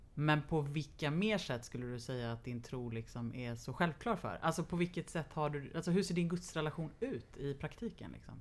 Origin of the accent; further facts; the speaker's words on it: Lidingö, Stockholm County, Sweden; jag är uppvuxen på, delvis på Lidingö.